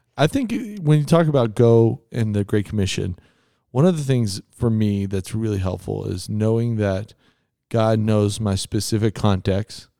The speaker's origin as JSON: {"language": "English", "region": "Texas", "country": "United States", "tie": "born or raised there", "moved": "yes", "said": "I grew up in Texas"}